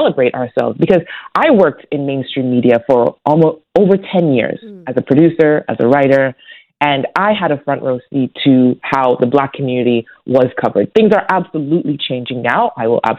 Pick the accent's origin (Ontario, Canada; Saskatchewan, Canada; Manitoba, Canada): Ontario, Canada; Toronto; growing up in Toronto